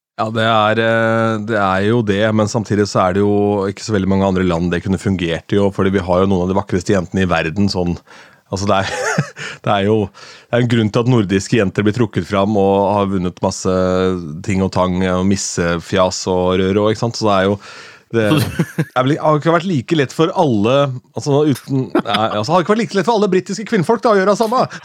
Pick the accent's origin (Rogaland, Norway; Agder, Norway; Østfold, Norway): Østfold, Norway; Askim; så jeg gikk to timer på byen hjemme i Askim